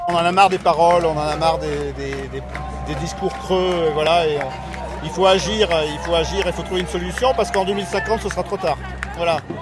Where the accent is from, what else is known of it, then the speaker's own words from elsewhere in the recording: Marne, Grand Est, France; moved away as an adult; now in Paris, France; Moi j'ai grandi donc euh, dans la Marne, euh, à côté Pernets, dans un milieu du coup plutôt viticole et agricole.